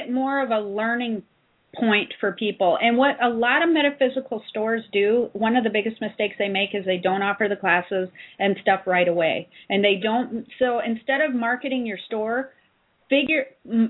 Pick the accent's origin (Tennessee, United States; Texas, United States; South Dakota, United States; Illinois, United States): South Dakota, United States; I'm from South Dakota, so I know the area